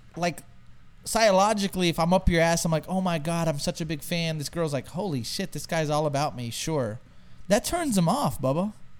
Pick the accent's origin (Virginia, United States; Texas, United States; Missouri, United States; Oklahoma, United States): Texas, United States; I'm from Texas.